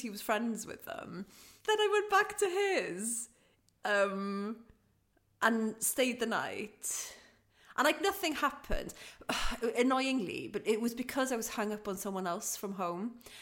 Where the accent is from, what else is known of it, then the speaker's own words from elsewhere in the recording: Aberystwyth, Wales, United Kingdom; I'm from Aberystwyth